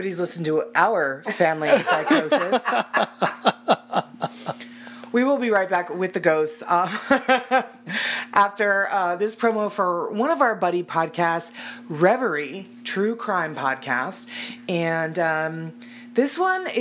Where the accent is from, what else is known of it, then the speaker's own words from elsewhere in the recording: Arizona, United States; I also was born and raised in Arizona, and I'm a terrible Arizonan